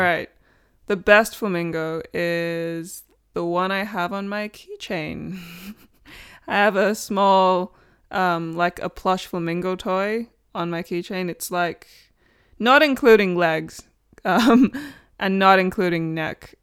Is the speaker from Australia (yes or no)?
yes; Australia; now in United Kingdom; I'm Australian